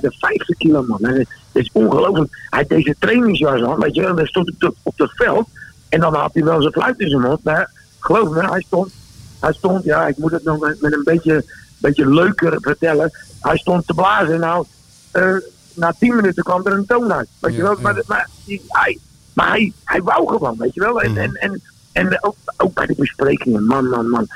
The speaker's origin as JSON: {"language": "Dutch", "town": "Rotterdam", "region": "South Holland", "country": "Netherlands", "tie": "born or raised there", "moved": "as an adult", "lives_now": "Austria", "said": "ik ben in Rotterdam geboren"}